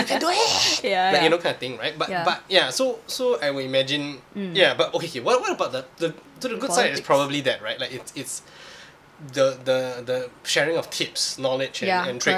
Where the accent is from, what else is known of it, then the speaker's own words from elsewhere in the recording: Singapore; we are Singaporean.